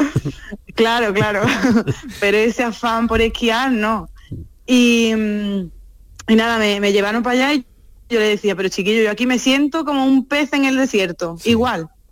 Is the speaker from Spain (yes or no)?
yes; Seville, Andalusia, Spain; moved away as an adult; also born or lived in Albaida del Aljarafe; now in Morciano di Romagna, Italy; Después volví a Sevilla para terminar la carrera